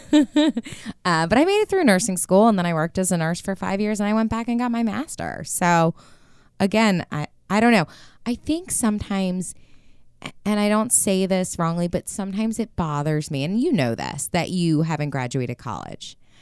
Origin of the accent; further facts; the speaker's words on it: United States; being American